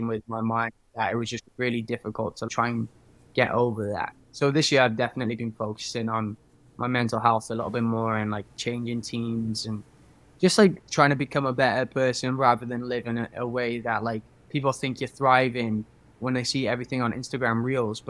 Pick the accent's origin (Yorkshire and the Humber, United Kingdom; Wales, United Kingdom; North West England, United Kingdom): Wales, United Kingdom; Cardiff; now in Los Angeles, United States; I am from Cardiff in Wales, currently living in Los Angeles as a singer